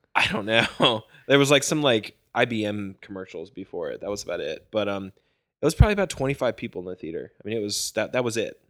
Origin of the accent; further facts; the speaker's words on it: Virginia, United States; I'm from Virginia, like, I've seen mountains all the time